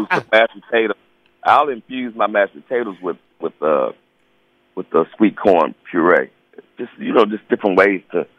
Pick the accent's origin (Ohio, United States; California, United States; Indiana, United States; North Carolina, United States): North Carolina, United States; Charlotte